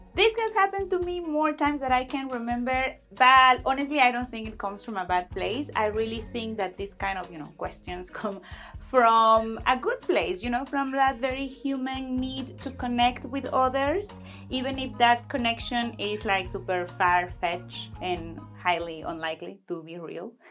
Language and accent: English; Cancún, Quintana Roo, Mexico; De México, de Cancún para ser exactos